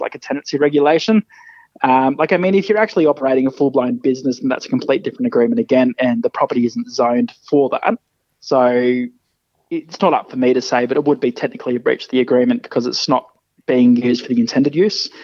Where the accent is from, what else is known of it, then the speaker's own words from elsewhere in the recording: rural New South Wales, Australia; moved away as an adult; also born or lived in Brisbane, Queensland; now in Canberra, Australia; I grew up in rural New South Wales and moved to Brizzy pretty much straight out of high school